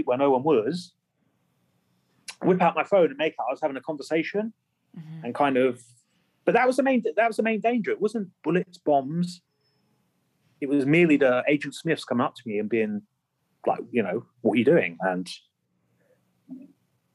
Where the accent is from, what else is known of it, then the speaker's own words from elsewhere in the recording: England, United Kingdom; I could be walking around as an English guy